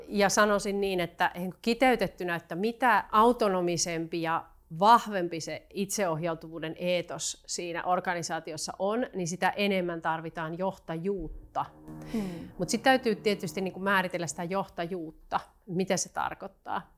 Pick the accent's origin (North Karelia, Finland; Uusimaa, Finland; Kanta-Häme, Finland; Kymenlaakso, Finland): North Karelia, Finland; Joensuu; now in Helsinki, Finland; ihan alun perin tulen Joensuusta, joka tässä kenties puheestakin vähän kuultaa. Parikymmentä vuotta asunut Helsingissä